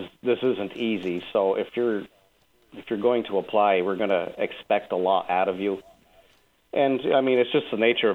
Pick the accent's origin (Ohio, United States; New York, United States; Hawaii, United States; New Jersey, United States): New York, United States; Malone; now in Rochester, United States; I was born in the Malone, New York area, in a really small town outside of Malone